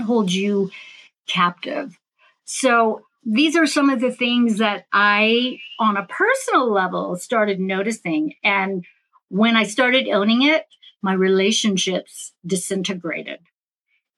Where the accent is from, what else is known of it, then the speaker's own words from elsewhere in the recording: San Francisco Bay Area, California, United States; I'm from the San Francisco Bay Area.